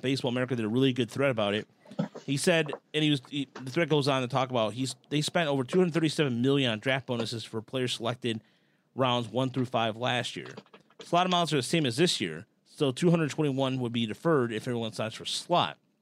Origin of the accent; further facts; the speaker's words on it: Dearborn, Michigan, United States; hometown Dearborn